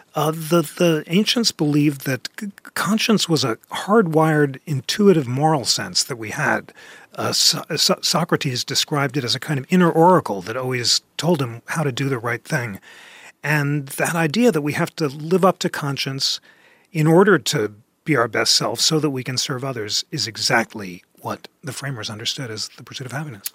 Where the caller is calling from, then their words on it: Atlanta, Georgia, United States; I'm calling from Atlanta